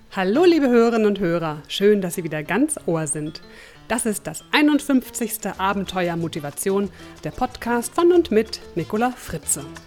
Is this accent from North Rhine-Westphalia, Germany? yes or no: no; Berlin, Germany; moved away; in meine alte Heimat Berlin